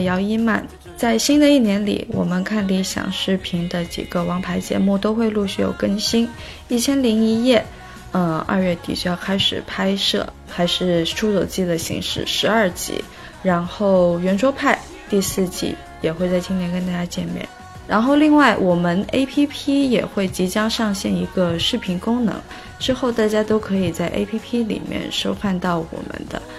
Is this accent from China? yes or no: yes; Guangdong, China; accent: Shantou dialect; 然后最后呢，我用那个方言来跟大家说一些新春的祝福的话，祝大家新年好，恭喜发财。完了，我汕头话也说不好。